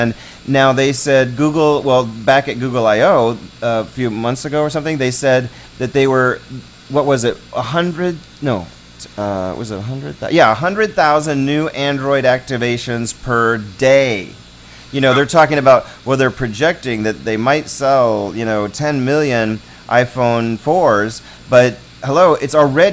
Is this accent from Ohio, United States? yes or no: yes; Ohio, United States; I'm from Ohio, I can say that, I'm from Ohio